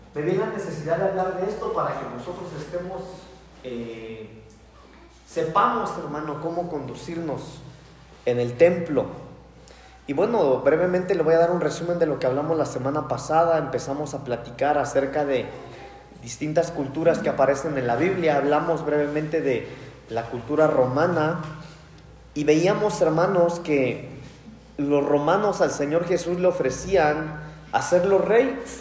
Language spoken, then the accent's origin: Spanish; Mexico; somos mexicanos